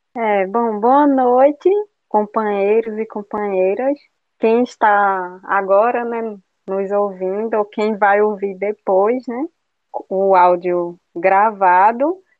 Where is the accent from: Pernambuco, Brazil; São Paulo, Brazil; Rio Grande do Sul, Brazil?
Pernambuco, Brazil; Agreste of; moved away; minha família é do Agreste de Pernambuco